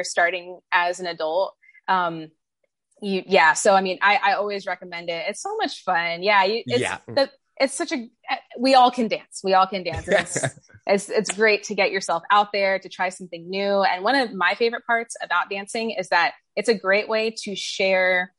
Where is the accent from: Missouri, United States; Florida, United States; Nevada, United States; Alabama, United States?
Florida, United States; Orlando; I am a native of Florida, have not ventured out far from that, but grew up here in Orlando, Florida, where I live now.